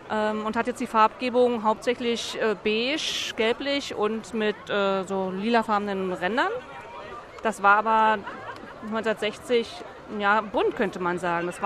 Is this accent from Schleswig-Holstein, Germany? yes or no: no; Berlin, Germany; born there; ich bin in Berlin geboren, mein Vater ist in Berlin geboren, seine Mutter ist in Berlin geboren, also der Bezug zur Stadt ist, ist da.